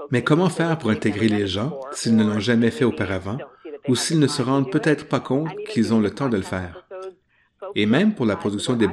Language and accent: French; British Columbia, Canada; Je suis né et j'ai grandi en Colombie-Britannique.